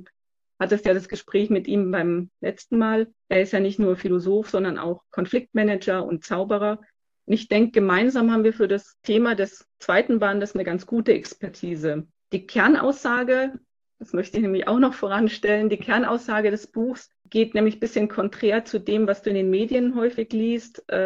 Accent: France; also born or lived in Switzerland / United States; now in Munich, Germany; Ich wohne in München und ich bin in Frankreich aufgewachsen hauptsächlich, aber auch in der Schweiz und in den USA.

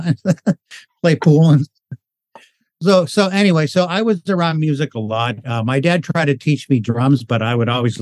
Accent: Los Angeles, California, United States; I grew up in Hollywood

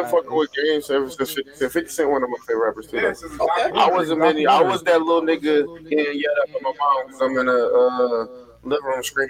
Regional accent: Cincinnati, Ohio, United States; Andrew, I'm not from the hood. I'm from College Hill.

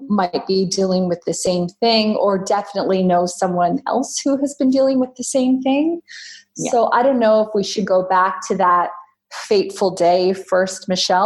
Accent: Canada; now in Australia; I am a Canadian living in Australia

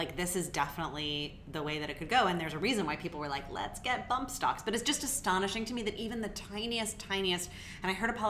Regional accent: United States; my liberty as an American

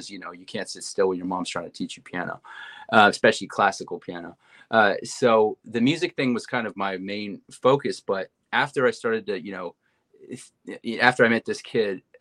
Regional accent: Montreal, Quebec, Canada; moved away as an adult; now in United States; I was born in Montreal, Canada, into a musical family. My mom was a musician. Uh, my father was a businessman, but the music kind of dominated our family. Uh, I uh, I was born and raised here.

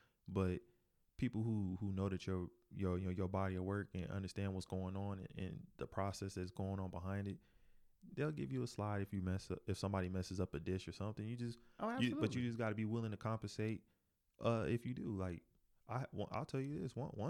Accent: North Carolina, United States; I'm from North Carolina too.

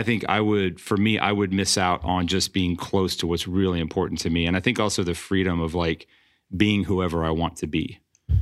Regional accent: New Braunfels, Texas, United States; I'm from New Braunfels, right down the road

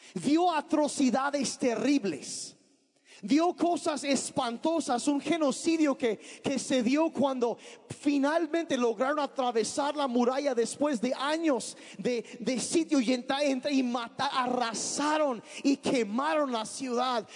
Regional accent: Sonora, Mexico; now in Oaxaca, Mexico; yo crecí en Sonora, mis papás eran misioneros y crecía allá

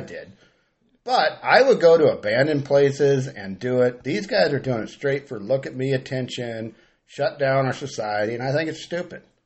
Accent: Grass Valley, California, United States; now in Gridley, United States; I moved to Gridley for duck hunting. You know, I'm from Grass Valley

